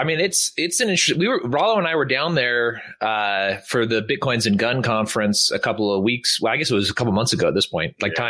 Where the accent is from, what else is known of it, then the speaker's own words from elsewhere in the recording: California, United States; California. So it's extremely rural. I'd only put the masks on when somebody asked me, and I was at Raley's, in my hometown Raley's, which is their grocery store.